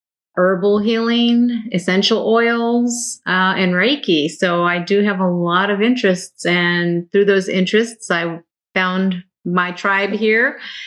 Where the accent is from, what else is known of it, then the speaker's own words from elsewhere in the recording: West Coast, United States; moved away; I am from the West Coast originally, and my husband's from the East Coast, so that's how we ended up here.